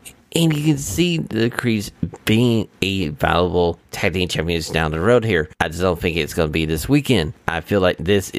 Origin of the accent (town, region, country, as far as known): Knoxville, Tennessee, United States; born or raised there